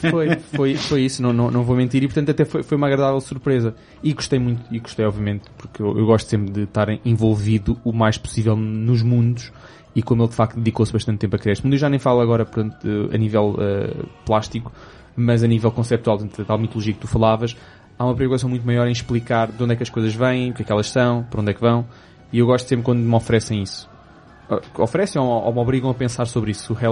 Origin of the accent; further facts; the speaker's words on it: England, United Kingdom; Portuguese is a second language; perdoem-me se sou inglesa